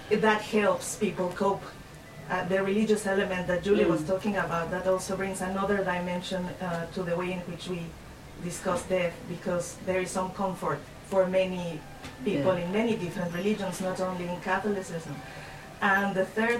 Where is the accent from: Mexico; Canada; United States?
Mexico; moved away; I'm from Mexico, so I grew up in the culture that you're talking about